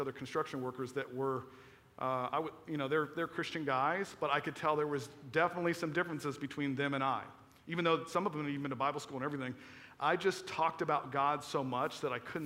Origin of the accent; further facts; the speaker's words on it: Florida, United States; moved away; I was from Florida